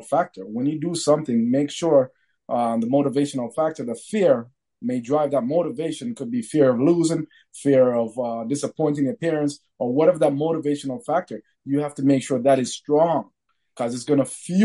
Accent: Sudbury, Ontario, Canada; growing up in Sudbury, as a minority

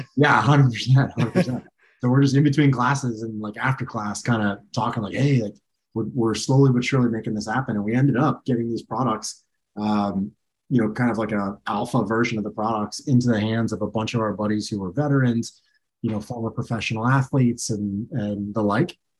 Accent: Clearwater, Florida, United States; I grew up in Clearwater, Florida

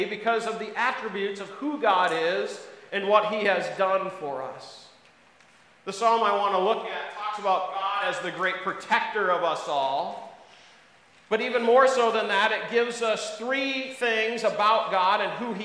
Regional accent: Wisconsin, United States; moved away; also born or lived in East Coast; I was born and raised in Wisconsin

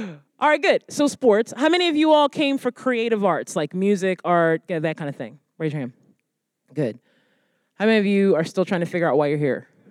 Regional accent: United States; my heritage and my come from being Black American

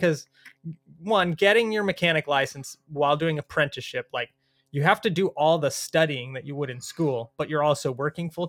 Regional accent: Tampa, Florida, United States; I'm from Tampa.

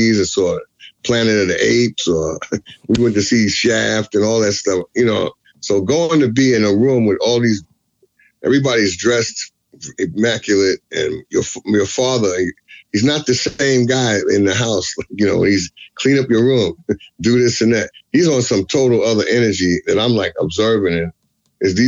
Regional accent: New York City, New York, United States; I was born and raised in Brooklyn, New York.

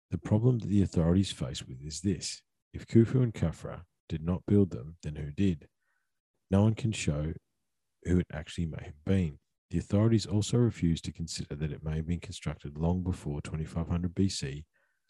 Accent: Australia; being Aussie blokes that have worked in the bush

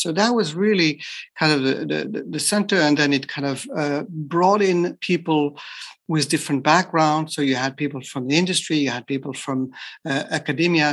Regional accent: France; moved away as an adult; also born or lived in Japan; I'm from France, so I was trained in France as as an engineer

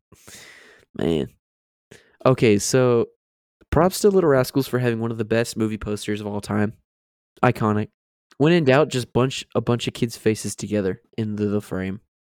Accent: Florida, United States; moved away; Growing up in Florida

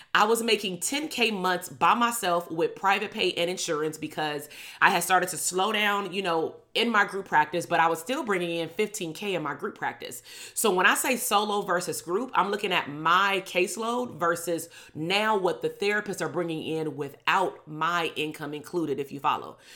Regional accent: Compton, California, United States; "Where are you from? Where did you grow up at?" And I would say, "Compton."

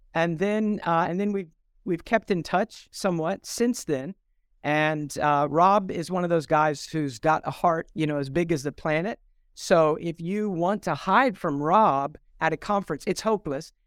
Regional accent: Columbus, Ohio, United States; now in North Mississippi, United States; I grew up in Columbus, Ohio

